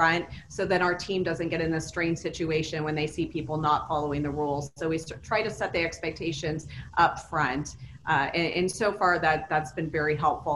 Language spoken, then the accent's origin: English; Las Vegas, Nevada, United States; I grew up in Vegas. I've been here since I was five.